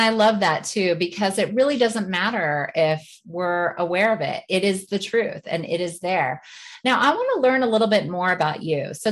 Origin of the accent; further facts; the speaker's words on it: Alaska, United States; now in Colorado, United States; So I moved to Colorado like two and a half years ago and I grew up in Alaska.